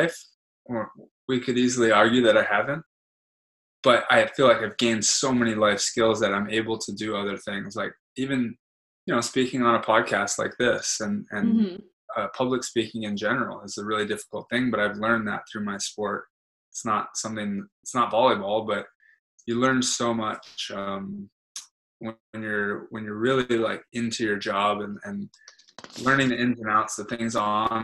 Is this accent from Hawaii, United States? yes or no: yes; Hawaii, United States; growing up in Hawaii